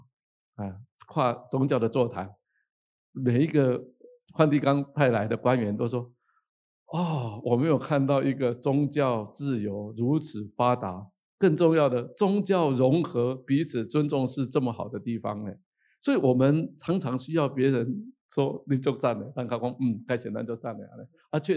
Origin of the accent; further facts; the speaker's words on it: Taiwan; 我觉得台湾人。